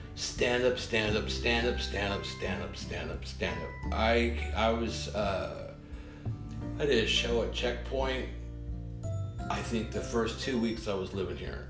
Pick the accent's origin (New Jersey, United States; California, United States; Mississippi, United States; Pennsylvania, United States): California, United States; Redondo Beach; moved away as an adult; also born or lived in Oregon / Midwest / Los Angeles; now in Stavanger, Norway; I grew up in Redondo Beach, California